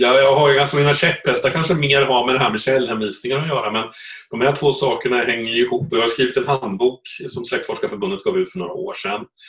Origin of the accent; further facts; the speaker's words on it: Östergötland, Sweden; accent: Östergötland; Jag, sitter visserligen nere i Östergötland just nu, för jag är uppvuxen där